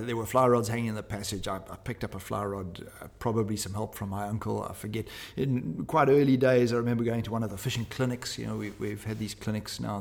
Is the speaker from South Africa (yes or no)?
yes; Pietermaritzburg, KwaZulu-Natal, South Africa; My hometown is Pietermaritzburg